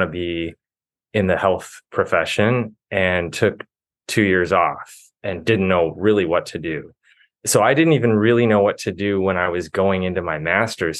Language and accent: English; Midwest, United States; moved away as an adult; I grew up in the Midwest